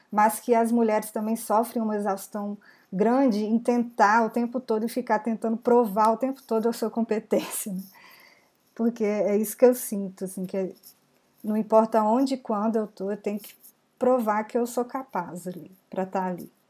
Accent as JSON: {"language": "Portuguese", "town": "Belo Horizonte", "region": "Minas Gerais", "country": "Brazil", "said": "sou de BH também."}